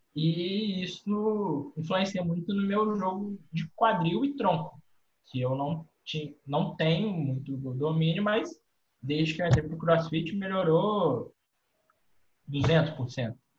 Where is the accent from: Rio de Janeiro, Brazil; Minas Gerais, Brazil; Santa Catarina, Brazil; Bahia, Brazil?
Minas Gerais, Brazil; Cataguases; tenho 23 anos, sou de Cataguases, Minas Gerais